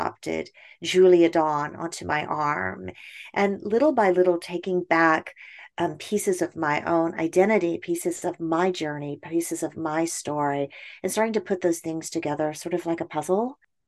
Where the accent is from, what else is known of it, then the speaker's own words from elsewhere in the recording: United Kingdom; born there; You know, I was born in the United Kingdom and placed in foster care as a baby.